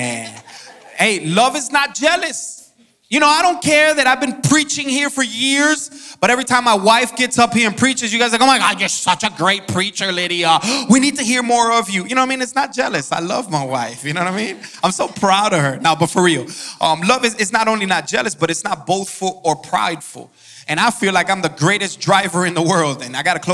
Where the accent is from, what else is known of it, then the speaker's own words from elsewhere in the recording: Miami, Florida, United States; moved away as an adult; now in Georgia, United States; I'm from Miami, Florida